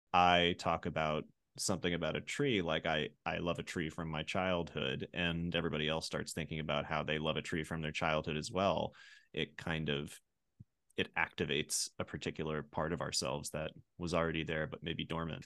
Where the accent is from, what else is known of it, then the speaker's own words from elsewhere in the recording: rural Pennsylvania, United States; I grew up in Pennsylvania, and I grew up around, in, in rural Pennsylvania